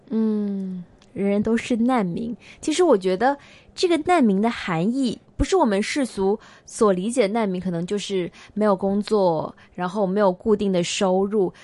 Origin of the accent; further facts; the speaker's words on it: China; moved away as an adult; now in Hong Kong; 我们离开内地来香港求学